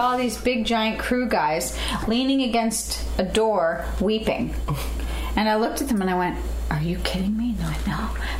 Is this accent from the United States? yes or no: no; Canada; I'm Canadian. I got to follow the rules, eh?